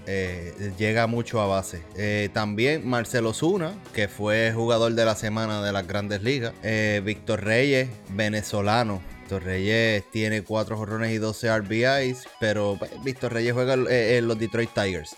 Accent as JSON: {"language": "Spanish", "country": "Puerto Rico", "said": "nosotros somos puertorriqueños"}